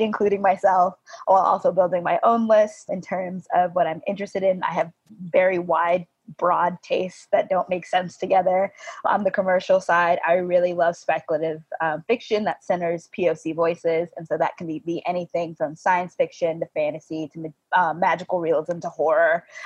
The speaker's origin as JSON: {"language": "English", "region": "Georgia", "country": "United States", "said": "I'm from Georgia"}